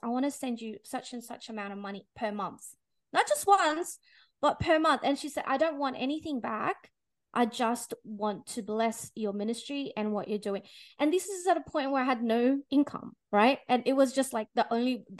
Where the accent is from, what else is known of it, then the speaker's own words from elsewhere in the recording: Philippines; now in Australia; I was born in the Philippines